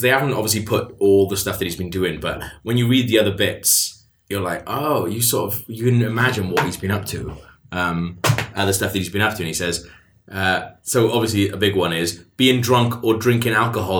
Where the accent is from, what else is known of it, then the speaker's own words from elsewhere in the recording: Wales, United Kingdom; Now, as a Welsh person, I grew up sort of, you know, like idolising people like Richard Burton